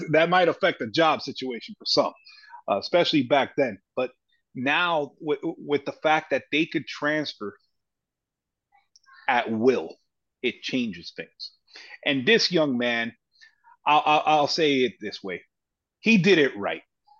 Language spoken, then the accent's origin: English; Miami, Florida, United States; we're both from Miami